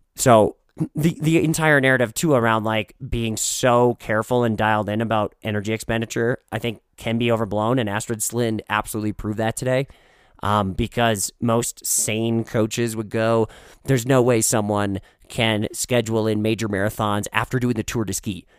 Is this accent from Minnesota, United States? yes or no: yes; Minnesota, United States; now in Colorado, United States; The Midwest, Minnesota, my hometown